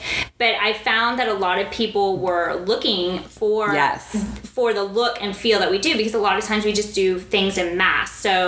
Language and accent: English; Dubai, United Arab Emirates; I'm from Dubai, but I will be there.